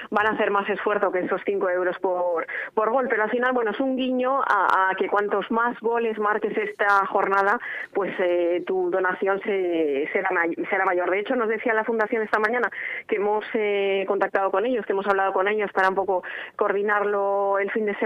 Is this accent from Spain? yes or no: yes; Spain; somos españoles